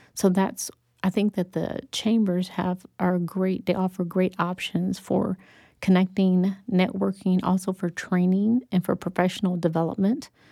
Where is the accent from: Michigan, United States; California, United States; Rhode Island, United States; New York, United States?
Michigan, United States; Detroit; I was born and raised in Detroit, Michigan